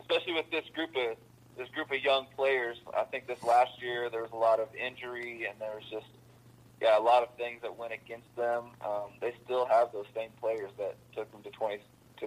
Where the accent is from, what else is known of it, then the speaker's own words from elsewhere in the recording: Illinois, United States; I grew up in Illinois.